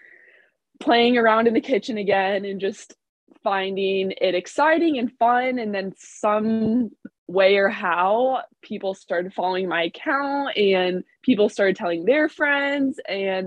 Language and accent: English; Indianapolis, Indiana, United States; I'm from Indianapolis